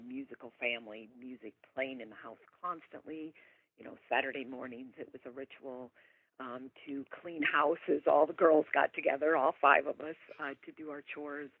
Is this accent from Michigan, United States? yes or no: yes; Niles, Michigan, United States; I was born and raised in Niles, Michigan, and grew up here in this small little town with six siblings